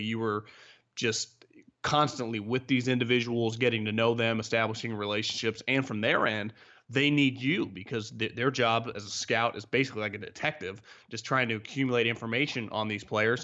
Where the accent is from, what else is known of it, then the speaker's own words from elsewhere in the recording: Davis, California, United States; I'm from Davis, right up the road here from the Bay Area